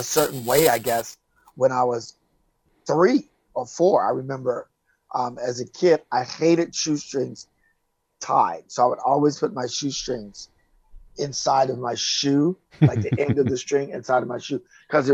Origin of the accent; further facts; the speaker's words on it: Oak Park, Illinois, United States; moved away as an adult; also born or lived in Chicago, Illinois; now in California, United States; I am from Chicago, born and raised Chicago, Illinois, west side of the city, but I kind of grew up in a suburb called Oak Park.